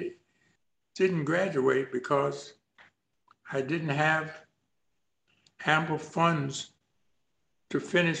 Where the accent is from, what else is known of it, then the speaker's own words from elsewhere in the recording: Shepherdstown, West Virginia, United States; also born or lived in Charles Town, West Virginia; I was born in Charlestown, West Virginia, but I was raised up about 8 miles from Charlestown in a place called Shepherdstown, West Virginia.